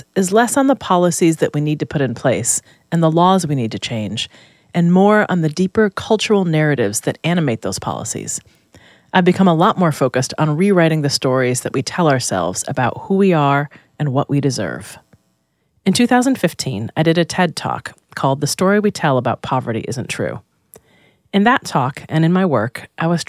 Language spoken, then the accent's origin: English; Rochester, New York, United States; moved away as an adult; I came to college from Rochester, New York, where I'd been raised by my mom.